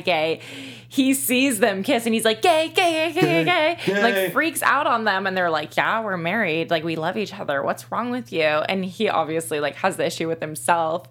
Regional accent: Orange County, California, United States; growing up in Orange County, I went to an arts high school

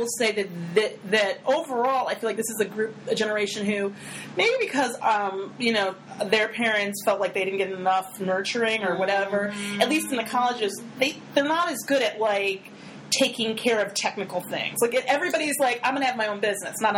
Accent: United States; as an American of any age

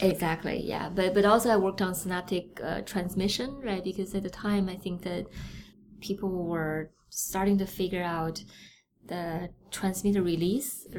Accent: Beijing, China; moved away; I'm from Beijing. Uh, I was born there

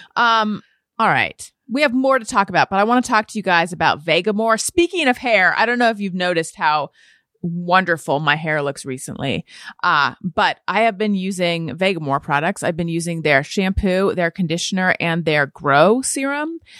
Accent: Orange County, California, United States; I grew up in Orange County, California

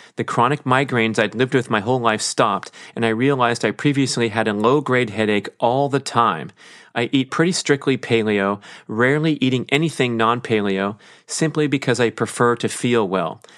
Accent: Los Angeles, California, United States; my background as a human growing up in Los Angeles

